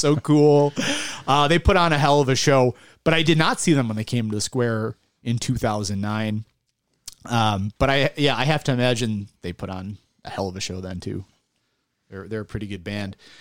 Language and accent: English; Buffalo, New York, United States; I grew up in South Buffalo